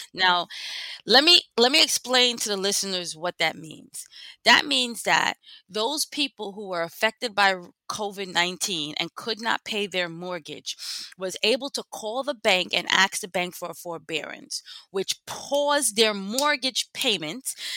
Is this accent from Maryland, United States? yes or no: no; New York City, New York, United States; lived, born and raised in East Flatbush